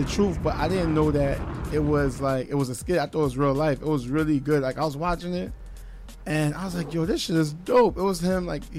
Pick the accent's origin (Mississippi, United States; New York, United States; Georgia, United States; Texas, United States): New York, United States; New York City; I'm from Flatbush.